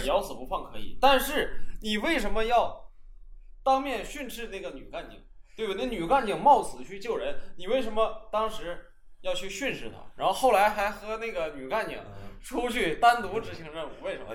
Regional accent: Northeast China, China; 咱们东北这边弥漫的那种稍微有点黄

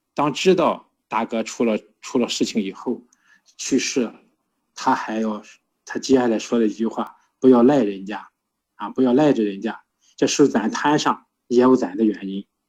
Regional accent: Shandong, China; accent: Shandong dialect; moved away; 这是我们山东话

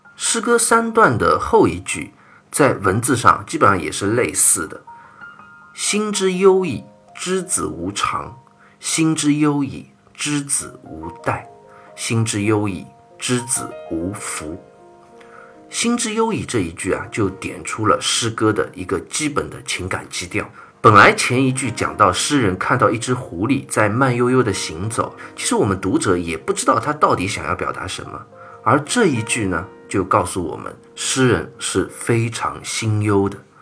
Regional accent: China; 所以，我们中国人打招呼叫寒暄嘛

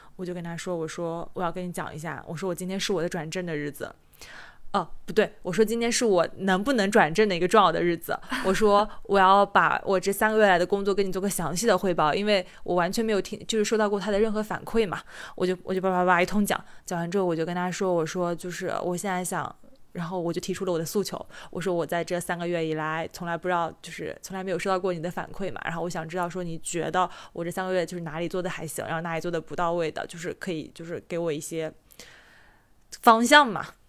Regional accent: Jiangsu, China; moved away as an adult; 我是江苏人嘛，我嗯。上大学是在省内，虽然说江，江苏省挺大的，那个离我家也挺远

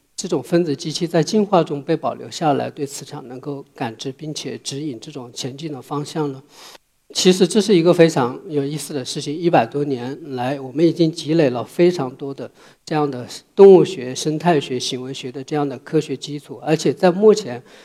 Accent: southern China, China; moved away as an adult; now in Beijing, China; 我小时候是在中国南方的一个小山村里长大

